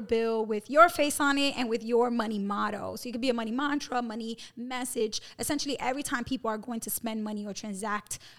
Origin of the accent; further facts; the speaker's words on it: New York City, New York, United States; We're both from Brooklyn